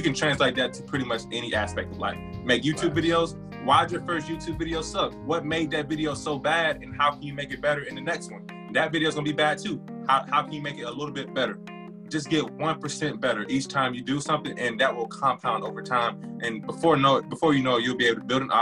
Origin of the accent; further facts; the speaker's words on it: South Georgia, United States; I'm a Georgia boy at heart. I was born in, I was raised in South Georgia.